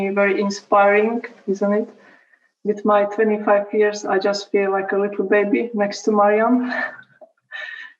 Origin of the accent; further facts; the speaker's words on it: Slovakia; now in Kosice, Slovakia; I just started my study at university in the city I live now, which is 70 kilometers